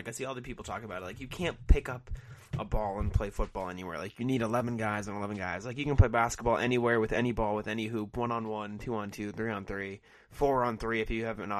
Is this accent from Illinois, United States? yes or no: no; Easton, Massachusetts, United States; I'm from Easton, Massachusetts.